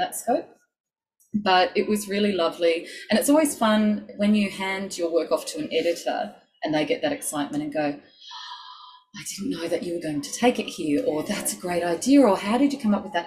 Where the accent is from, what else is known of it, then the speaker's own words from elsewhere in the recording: Sydney, New South Wales, Australia; I grew up in Sydney on Darug country.